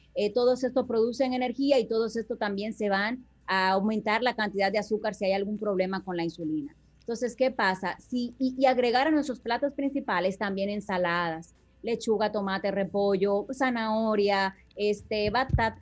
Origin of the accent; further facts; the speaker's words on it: Dominican Republic; como buen dominicano